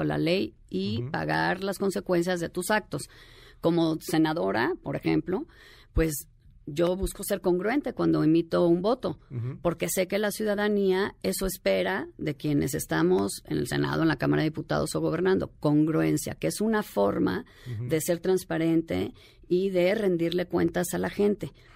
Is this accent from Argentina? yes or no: no; Mexico; vivimos las mujeres de México